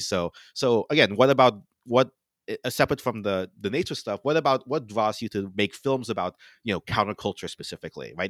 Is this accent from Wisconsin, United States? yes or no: no; Florida, United States; moved away; I'm from Florida, right, so I always go back to my parents for Florida